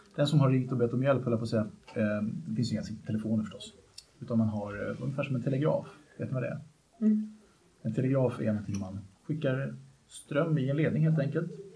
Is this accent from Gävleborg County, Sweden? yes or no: no; Vallentuna, Stockholm County, Sweden; jag kommer från Vallentuna från början